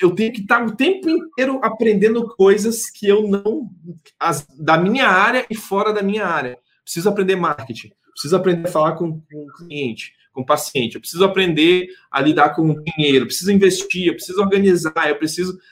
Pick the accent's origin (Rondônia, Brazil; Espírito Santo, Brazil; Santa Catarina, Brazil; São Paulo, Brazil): Rondônia, Brazil; Porto Velho; A gente é aqui mesmo de Porto Velho